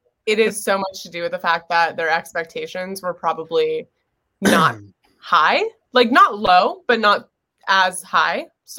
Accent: New York, United States; I'm from New York.

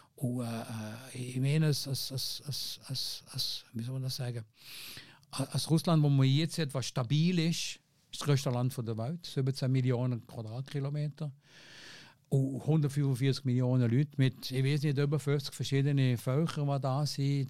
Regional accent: Fribourg, Switzerland; accent: Seisler; also born or lived in Tafers; ich bin natürlich aufgewachsen in einem, in einem, in einem Milieu, in Freiburg

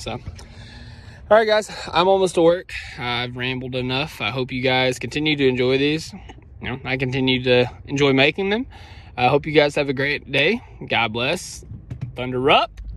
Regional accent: Australia; I'm from I'm from Aussie. I, I can't say Aussie. I saw on Twitter that's a thing. I'm I'm an Aussie from Australia.

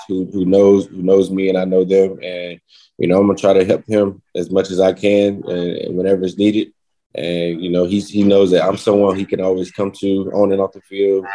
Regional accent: North Carolina, United States; now in Kansas City, United States; I'm from North Carolina

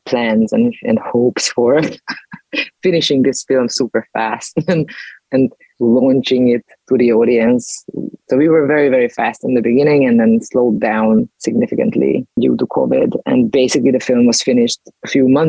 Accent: Budapest, Hungary; in Budapest, my hometown, because I'm Hungarian

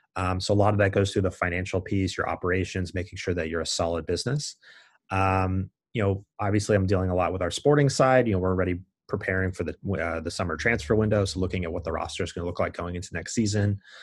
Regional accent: United States; I'm an American.

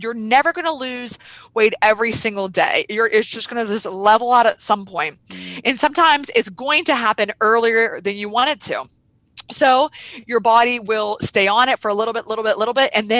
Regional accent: Weirton, West Virginia, United States; So I grew up in a town called Weirton, West Virginia, which is outside Pittsburgh, PA

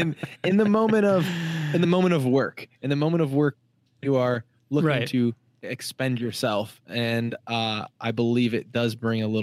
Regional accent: Illinois, United States; now in San Diego, United States; I'm from Illinois

